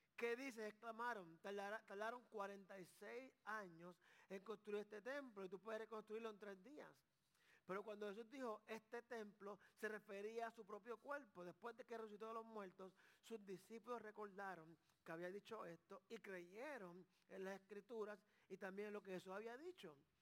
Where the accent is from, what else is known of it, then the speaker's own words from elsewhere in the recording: Carolina, Puerto Rico; Yo soy de Carolina, Puerto Rico.